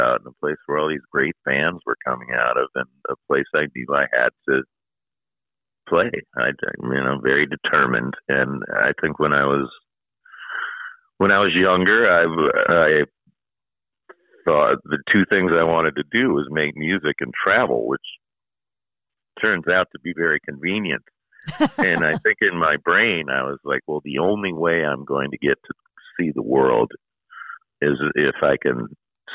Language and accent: English; Minneapolis, Minnesota, United States; I was born right here in Minneapolis